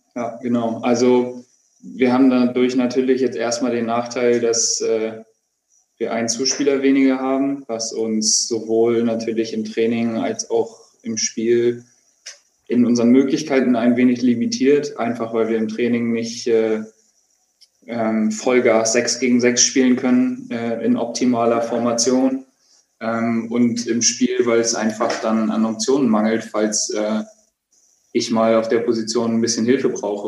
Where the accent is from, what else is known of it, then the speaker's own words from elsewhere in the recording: Hamburg, Germany; ich bin in Hamburg geboren. Ich äh, habe nie woanders gelebt. Ich Bin da zur Schule gegangen.